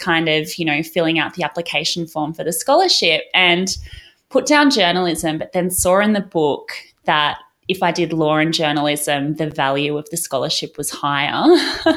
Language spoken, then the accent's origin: English; Gold Coast, Queensland, Australia; now in Brisbane, Australia; I'm living in Brisbane now, but I grew up down on the Gold Coast, so just down the road. Grew up in Burleigh